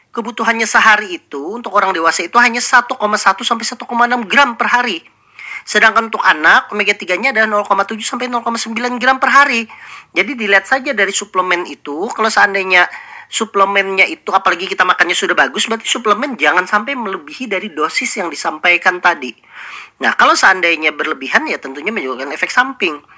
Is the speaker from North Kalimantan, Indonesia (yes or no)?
no; South Kalimantan, Indonesia; Nah, sebagai kita orang Banjar, ikan itu adalah makanan sehari-hari.